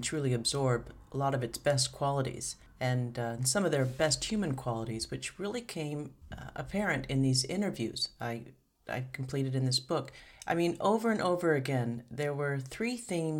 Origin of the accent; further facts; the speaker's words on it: Seattle, Washington, United States; I'm from Seattle